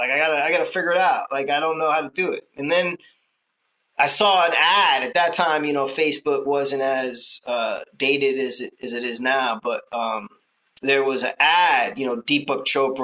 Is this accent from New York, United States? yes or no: yes; New York, United States; I grew up in New York